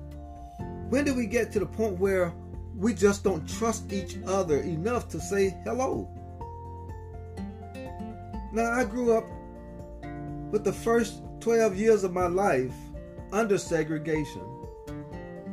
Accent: Southern United States, United States; moved away; So 27 years later, I made the decision to return back to my hometown

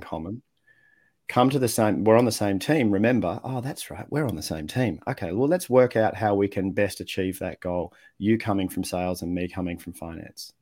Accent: Australia; accent: Australian; also born or lived in Netherlands; I was born overseas, grew up in Australia

